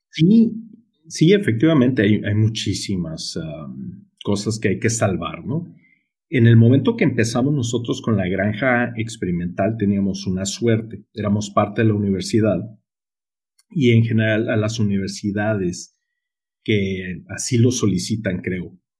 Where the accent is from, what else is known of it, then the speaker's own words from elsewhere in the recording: Sonora, Mexico; accent: Sonoran; yo soy muy sonorense, tú, yo soy aquí del norte de la República, tú. Entonces, si notan ese acento curioso en mí, pues es porque soy muy sonorense